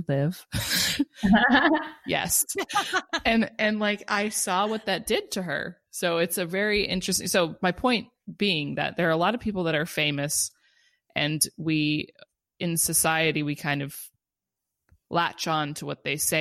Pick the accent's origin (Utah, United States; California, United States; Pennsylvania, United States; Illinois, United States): California, United States; Los Angeles; moved away as an adult; I'm from Los Angeles. So I was there for 21 years